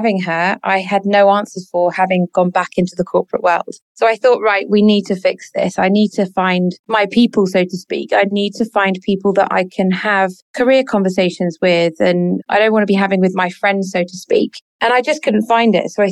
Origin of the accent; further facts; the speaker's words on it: Sussex, South East England, United Kingdom; moved away as an adult; now in Dubai, United Arab Emirates; we lived in Sussex on the south coast of England. And that's where I was born and brought up